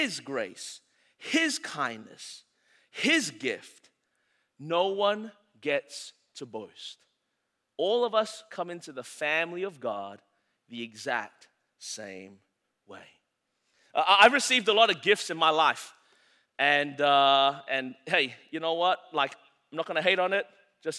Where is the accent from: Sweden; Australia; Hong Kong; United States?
United States; Anderson, South Carolina; I'm from Anderson, South Carolina.